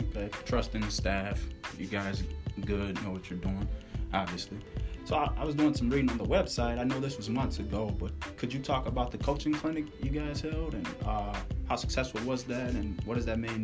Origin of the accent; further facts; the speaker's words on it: Wisconsin, United States; I'm from Wisconsin as well. Grew up in the heart of Big Ten country